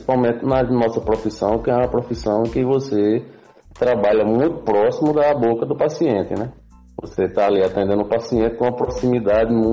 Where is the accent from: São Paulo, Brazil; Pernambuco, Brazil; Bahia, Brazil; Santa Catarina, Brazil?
Pernambuco, Brazil; Tuparetama; also born or lived in Recife; now in Moreno, Brazil; Eu sou de Tuparetama, né? Sou conterrâneo de Pedro e vim morar em Recife já tem um tempo para poder estudar e acabei me graduando em odontologia pela Universidade Federal de Pernambuco e hoje eu resido em Morena, na cidade de Morena, aqui próximo do Recife